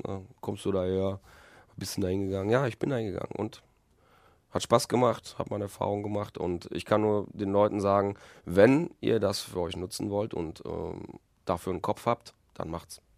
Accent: Recklinghausen, North Rhine-Westphalia, Germany; also born or lived in Poland; ich habe hier meine, meine Kindheit, meine halbe Kindheit und meine, meine Jugend und verbracht in Recklinghausen

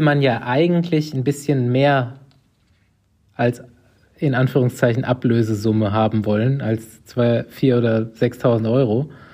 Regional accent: Aschaffenburg, Bavaria, Germany; meine Heimatstadt Aschaffenburg

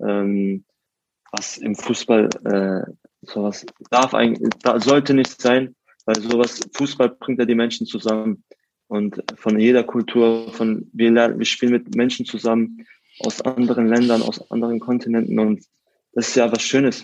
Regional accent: Karlsruhe, Baden-Württemberg, Germany; aus Karlsruhe bin ich in der Südstadt aufgewachsen

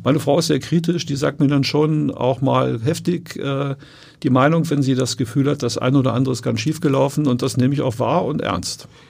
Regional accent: Wolfsburg, Lower Saxony, Germany; moved away as an adult; also born or lived in Göttingen; now in Hamburg, Germany; ich bin ja in Wolfsburg aufgewachsen

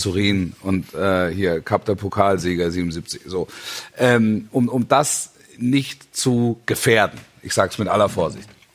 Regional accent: Stuttgart region, Baden-Württemberg, Germany; ich bin ja in der Region groß geworden

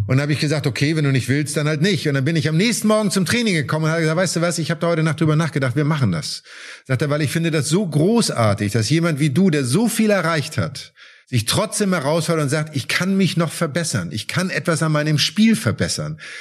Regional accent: Germany; wir sind natürlich in Deutschland damit groß geworden

